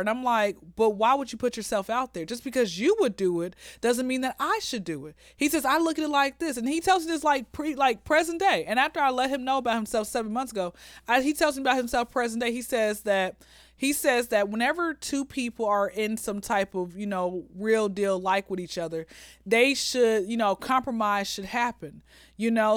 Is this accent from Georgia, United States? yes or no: yes; Atlanta, Georgia, United States; born and raised in Atlanta